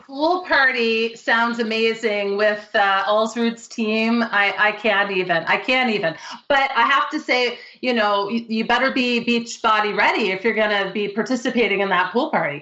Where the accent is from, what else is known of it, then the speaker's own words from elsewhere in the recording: Canada; I'm Canadian